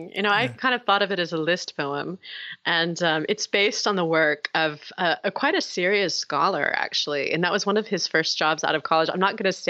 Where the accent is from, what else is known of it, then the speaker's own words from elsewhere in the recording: Little Rock, Arkansas, United States; also born or lived in Tokyo, Japan; now in Oxford, United Kingdom; I grew up in Arkansas and I had a grandmother who was quite fundamentalist